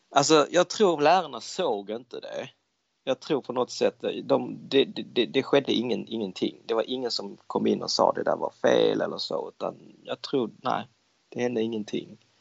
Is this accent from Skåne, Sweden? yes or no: yes; Malmö, Skåne, Sweden; also born or lived in Denmark / Hong Kong (parents); jag är född och uppvuxen i Danmark och eh, vi flyttade då när jag var runt kring 10 år gammal, då flyttade vi till, eh, till, till Malmö